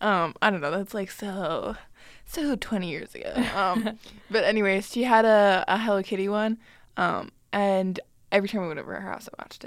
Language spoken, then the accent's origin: English; Ireland; Also, I'm Irish and my face is constantly red.